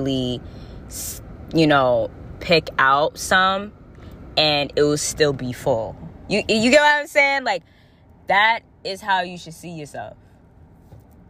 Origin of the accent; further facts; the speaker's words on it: Florida, United States; now in New England, United States; I was born in Florida